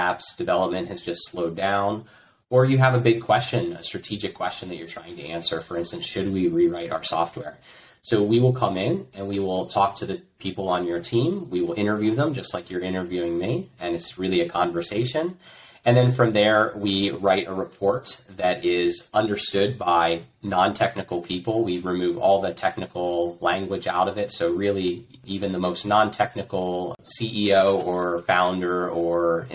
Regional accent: United States; moved away as an adult; now in Croatia; I'm an American, and I live in Croatia. I moved here 8 years ago.

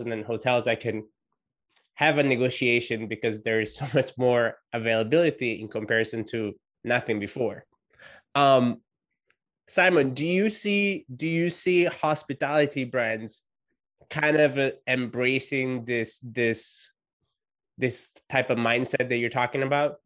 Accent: Italy; being Italian

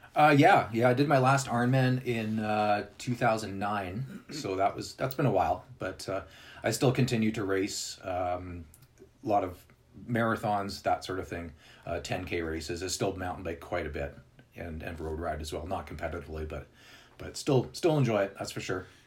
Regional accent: Winnipeg, Manitoba, Canada; moved away as an adult; also born or lived in British Columbia; now in Calgary, Canada; I'm actually originally from Winnipeg. Okay. Uh, which is in this the center of Canada, and then I moved to BC

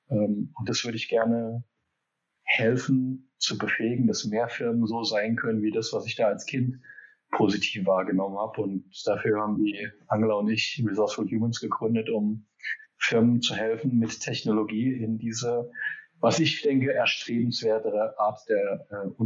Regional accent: Geneva, Switzerland; Also ich bin groß geworden in Genf. Mein Dad wurde expatriiert nach Genf ähm, von Hewlett Packard.

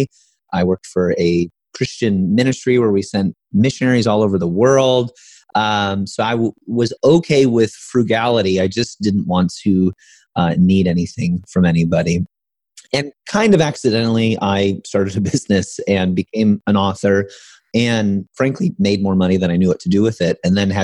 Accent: Midwest, United States; Growing up in the Midwest, as you probably know, middle class

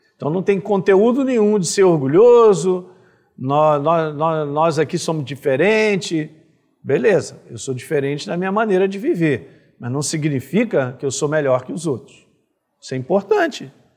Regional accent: Brazil; sou brasileiro e tenho paixão por ser brasileiro

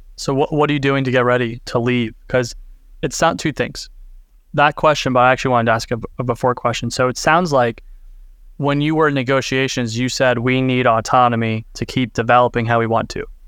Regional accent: United States; as an American

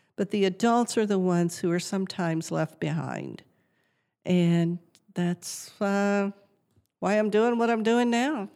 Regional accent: south central Georgia, United States; moved away as an adult; also born or lived in Colorado; now in McKinney, United States; I grew up on a farm in south central Georgia

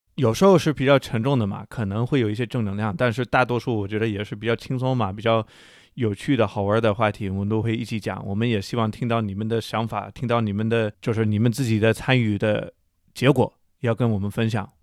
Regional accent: United States; Chinese is a second language; moved away as an adult; also born or lived in China; 我是一个在中国生活了十年的美国大哥

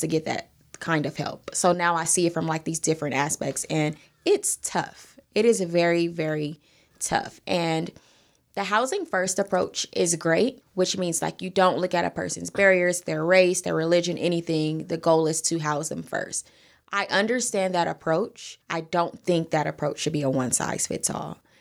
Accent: Los Angeles, California, United States; I'm born and raised in South L A, I am a Crenshaw district baby

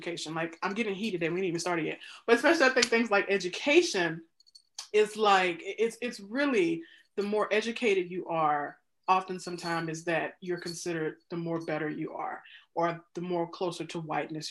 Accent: Mississippi, United States; moved away as an adult; now in Chicago, United States; I'm born and raised in Mississippi

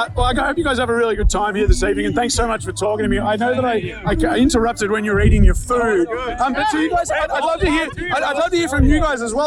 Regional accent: Australia; I'm a journalist from Australia

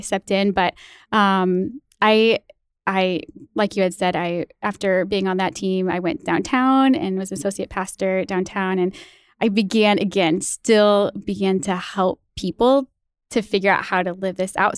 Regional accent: small town right outside Saint Louis, Illinois, United States; also born or lived in Missouri; now in Madison, United States; I am from Illinois

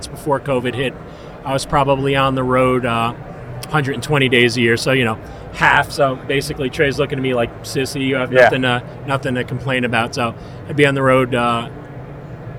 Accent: New York City, New York, United States; moved away; I was born in Queens, and then I'm a sellout. I moved to the burbs

